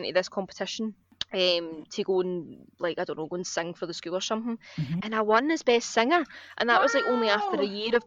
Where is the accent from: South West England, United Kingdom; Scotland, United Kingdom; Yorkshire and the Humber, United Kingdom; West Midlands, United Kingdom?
Scotland, United Kingdom; Coatbridge; moved away as an adult; also born or lived in Maryhill, Glasgow; now in London, United Kingdom; So I grew up and I lived in Maryhill for the first 5 years of my life. And then we moved out to Coatbridge. So then the rest of my kind of upbringing was in Coatbridge.